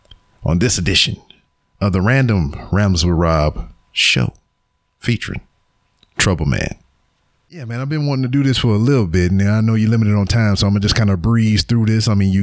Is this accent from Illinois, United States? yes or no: no; Louisiana, United States; moved away as an adult; we're both from Louisiana.